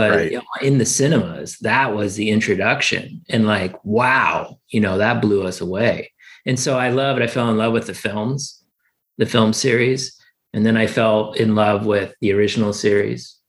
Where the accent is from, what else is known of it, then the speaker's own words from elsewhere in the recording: Oregon, United States; We grew up in Oregon and it was raining all the time.